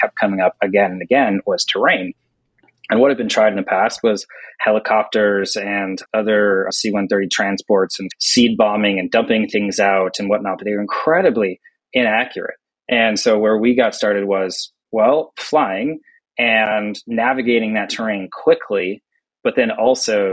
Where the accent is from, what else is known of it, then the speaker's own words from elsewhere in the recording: United States; my home country here, the US